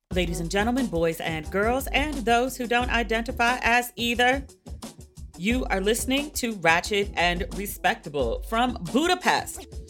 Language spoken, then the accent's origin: English; United States; I'm American, our pool smell like, you know, chlorine and bleach.